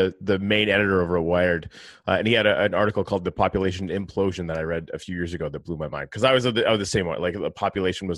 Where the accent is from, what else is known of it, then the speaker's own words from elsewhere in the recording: Northern Canada, Canada; moved away; I'm from Northern Canada, right? So permafrost is something that I have a lot of, you know, experience